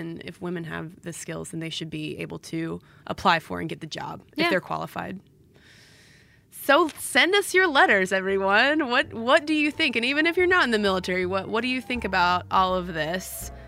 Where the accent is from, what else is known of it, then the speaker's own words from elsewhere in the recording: Quebec, Canada; first language French; English is a second language; I'm a French-speaking Quebecer with a lot of French exposure, especially when I was a kid.